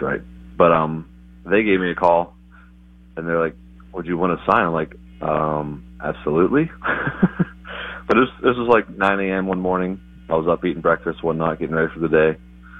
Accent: West Virginia, United States; I was from West Virginia, middle of nowhere, to Elizabethton, Tennessee, playing professionally for the first time for the Twins.

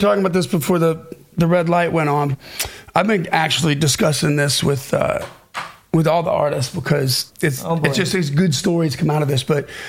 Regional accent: Nashville, Tennessee, United States; I'm from Nashville.

